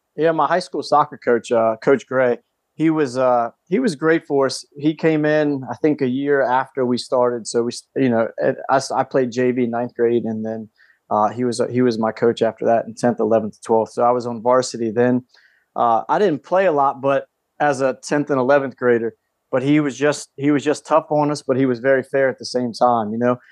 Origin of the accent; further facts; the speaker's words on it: Calvert County, Maryland, United States; I grew up in Calvert County, Maryland